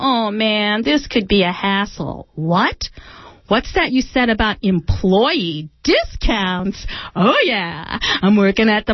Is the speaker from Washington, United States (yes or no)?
no; Mendocino, California, United States; I'm from Mendocino